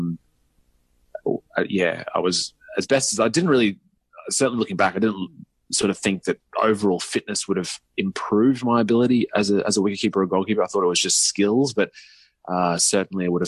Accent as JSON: {"language": "English", "town": "Brisbane", "region": "Queensland", "country": "Australia", "tie": "born or raised there", "lives_now": "Mooloolaba, Australia", "said": "I grew up in Brisbane, about an hour south of where we're at now"}